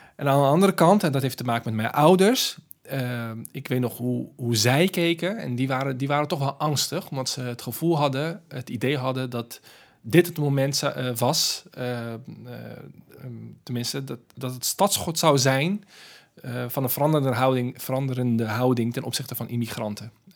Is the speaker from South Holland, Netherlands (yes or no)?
yes; Rotterdam, South Holland, Netherlands; ik, ben geboren en getogen in Rotterdam